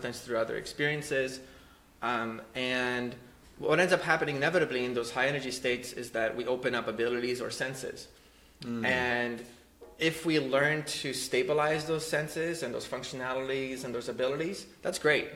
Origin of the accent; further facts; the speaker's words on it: Poland; I was born in Poland